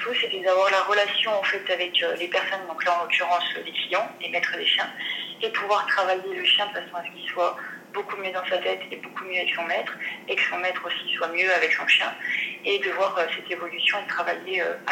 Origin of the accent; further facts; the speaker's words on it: Dijon, Bourgogne-Franche-Comté, France; Alors, bah, je viens de Dijon.